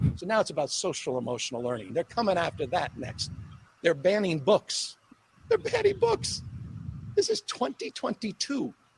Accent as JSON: {"language": "English", "region": "California", "country": "United States", "said": "as a Californian, as American"}